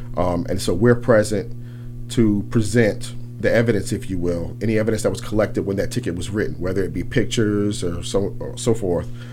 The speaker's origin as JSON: {"language": "English", "town": "New Orleans", "region": "Louisiana", "country": "United States", "tie": "born or raised there", "also_born_or_lived": "Thibodaux, Louisiana", "moved": "as an adult", "said": "I'm actually born and raised in New Orleans. I grew up on the West Bank."}